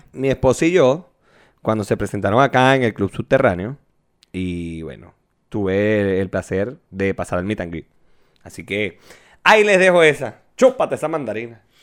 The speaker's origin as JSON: {"language": "Spanish", "country": "Venezuela", "tie": "born or raised there", "moved": "yes", "said": "En mi pueblito era tarifa plana los taxis"}